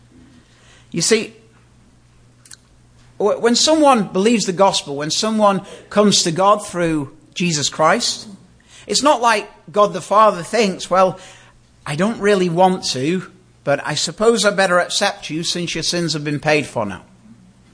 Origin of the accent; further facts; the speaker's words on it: United Kingdom; moved away; we have a queen where I come from. But imagine if I, as a British citizen